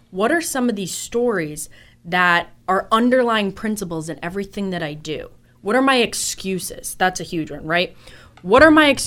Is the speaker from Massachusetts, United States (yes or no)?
yes; Boston, Massachusetts, United States; Listen, I'm from Boston, so my driving style